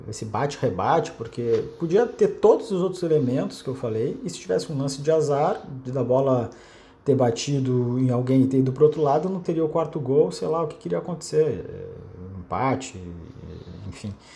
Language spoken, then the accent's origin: Portuguese; Porto Alegre, Rio Grande do Sul, Brazil; moved away as an adult; now in Rio de Janeiro, Brazil; Tava em casa, em Porto Alegre, pô. Pra quem não sabe, eu sou gaúcho, tô no Rio desde em 2014